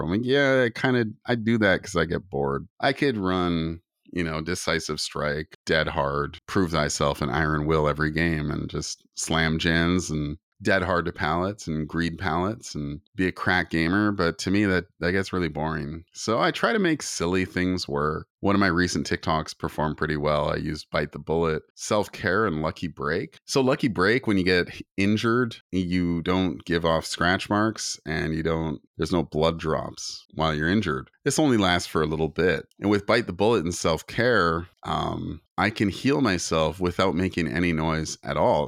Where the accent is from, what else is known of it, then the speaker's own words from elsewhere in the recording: Canada; I'm Native Canadian